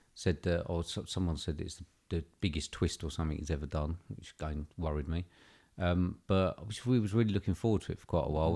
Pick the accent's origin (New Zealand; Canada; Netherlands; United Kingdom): United Kingdom